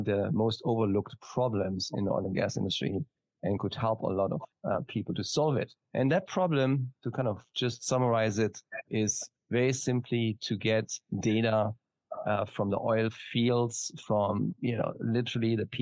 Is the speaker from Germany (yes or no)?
yes; Germany; now in San Diego, United States; as you can probably hear from my slight accent, I'm not from Texas. I am from Germany originally. Currently, I'm based in San Diego